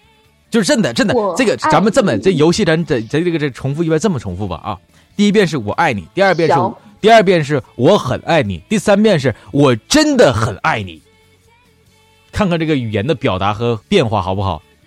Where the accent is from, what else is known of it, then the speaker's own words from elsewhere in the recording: Northeast China, China; accent: Northeastern Mandarin; 拿我们东北话来说，就是你是一个实惠人啊，特别实惠啊